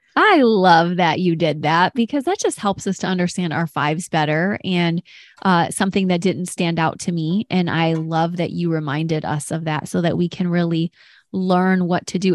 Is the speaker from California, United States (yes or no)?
no; Detroit, Michigan, United States; I'm from Detroit and we often said African American